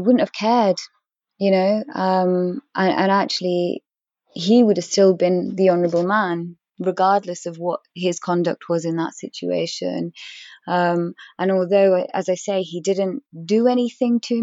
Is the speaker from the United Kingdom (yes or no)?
yes; England, United Kingdom; I am English. I was born and raised in this country.